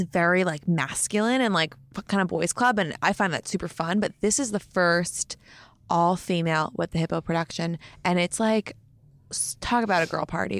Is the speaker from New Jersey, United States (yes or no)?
yes; Montclair, New Jersey, United States; I'm from Jersey